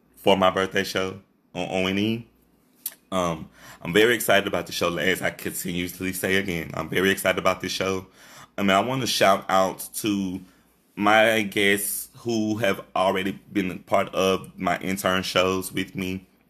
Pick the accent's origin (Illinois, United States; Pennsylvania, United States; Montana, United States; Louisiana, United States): Louisiana, United States; Shreveport; this is my hometown